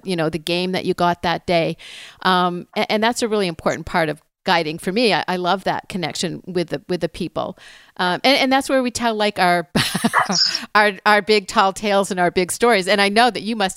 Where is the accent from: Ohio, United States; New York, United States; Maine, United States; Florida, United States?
Maine, United States; Northern; I'm so used to being in the woods and growing up in Northern Maine